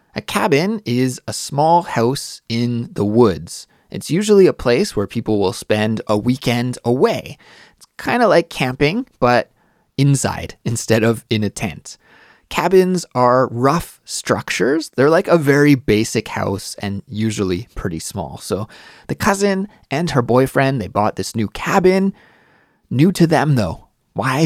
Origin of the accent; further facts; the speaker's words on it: Canada; moved away as an adult; now in Seoul, South Korea; I'm Canadian, but I live in Seoul, South Korea